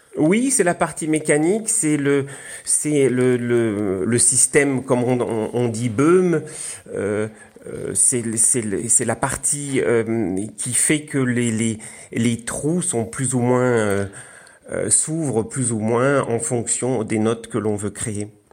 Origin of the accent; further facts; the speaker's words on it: Alsace, Grand Est, France; je suis alsacien